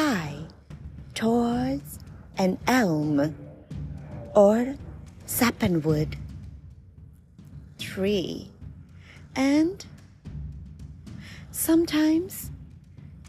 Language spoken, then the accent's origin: English; Maryland, United States; We're from Maryland